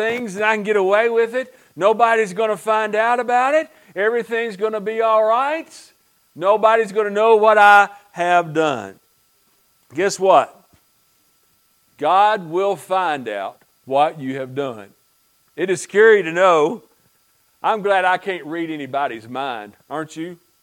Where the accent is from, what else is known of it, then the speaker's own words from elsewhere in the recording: United States; when I grew up in Pike County, many, many years ago